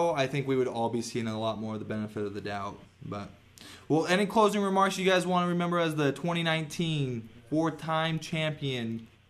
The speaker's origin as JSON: {"language": "English", "country": "United States", "said": "as an American"}